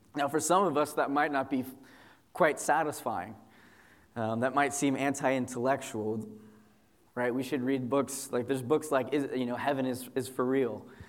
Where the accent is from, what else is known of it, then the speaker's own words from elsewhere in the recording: Southern California, United States; moved away as an adult; also born or lived in Chicago; I moved from Southern California, where I'm from, to go to seminary uh, in Chicago. You know, my whole life basically exists in a 30 mile radius